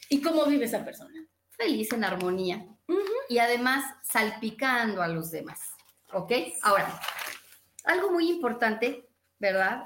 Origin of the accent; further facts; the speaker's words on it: Mexico; nací en México